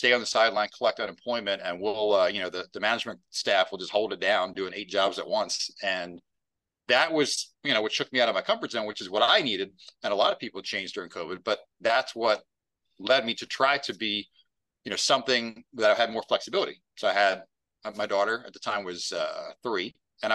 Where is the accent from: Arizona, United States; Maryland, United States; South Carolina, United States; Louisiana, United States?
Maryland, United States; I haven't moved very far. Born in this county I'm in now, I'm still here. So I love Maryland